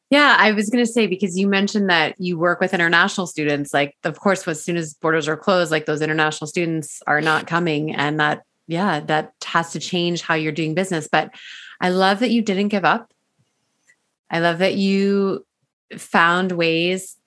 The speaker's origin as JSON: {"language": "English", "region": "Ontario", "country": "Canada", "moved": "as an adult", "lives_now": "British Columbia, Canada", "said": "I'm from Ontario, and although I've never lived in Toronto"}